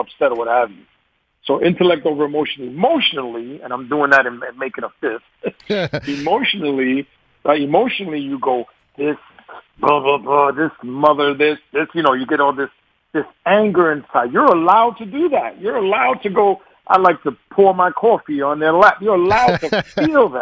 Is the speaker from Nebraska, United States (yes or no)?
no; New York, United States; accent: New York; my New York accent